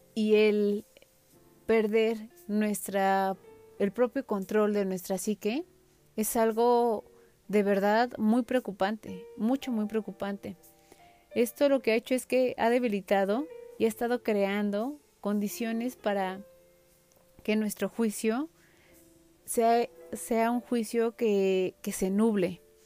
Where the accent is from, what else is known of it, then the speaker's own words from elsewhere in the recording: Mexico; como buenos mexicanos